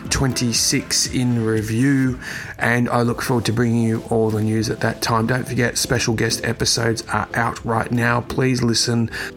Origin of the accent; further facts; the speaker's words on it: Australia; my hometown country of Australia